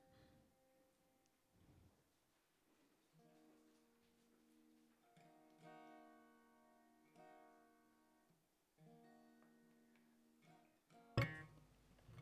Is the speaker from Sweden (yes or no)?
no; Norwich, East of England, United Kingdom; moved away as an adult; also born or lived in London; I moved back to Norwich a couple of months ago